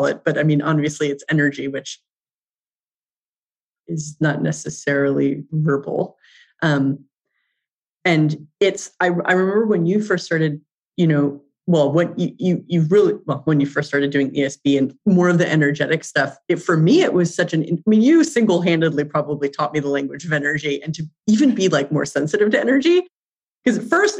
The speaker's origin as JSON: {"language": "English", "town": "Santa Barbara", "region": "California", "country": "United States", "tie": "born or raised there", "said": "I grew up in Santa Barbara"}